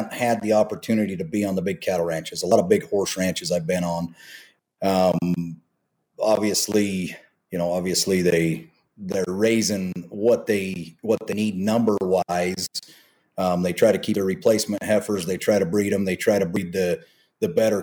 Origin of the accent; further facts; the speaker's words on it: near Palmyra, Utah, United States; moved away as an adult; also born or lived in Pilot Point, Texas / California / Gardnerville, Nevada; Palmyra now, which is not too far from where I grew up